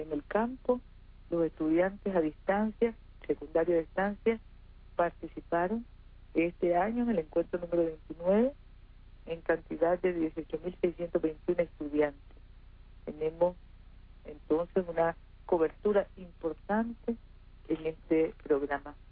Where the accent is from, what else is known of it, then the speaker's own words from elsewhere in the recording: Nicaragua; un pueblo que agradece a Dios por ser lo que somos, nicaragüenses